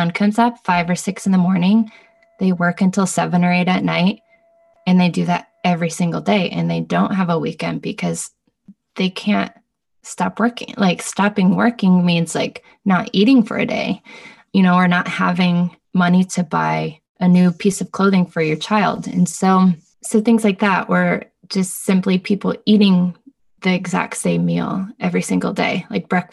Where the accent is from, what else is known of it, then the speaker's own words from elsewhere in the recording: United States; also born or lived in Bay Area; now in Los Angeles, United States; as an American, as like a white person coming